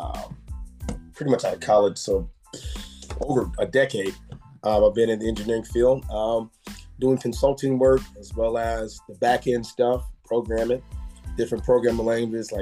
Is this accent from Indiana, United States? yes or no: yes; Indianapolis, Indiana, United States; So born and raised in Indianapolis, Indiana. I'm a hometown kid